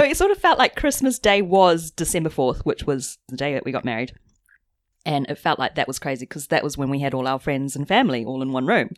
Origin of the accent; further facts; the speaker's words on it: New Zealand; now in London, United Kingdom; we're both from New Zealand, but living in London away from family